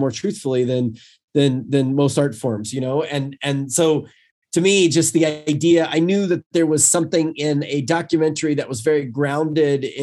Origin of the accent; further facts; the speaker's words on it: North Carolina, United States; I was from North Carolina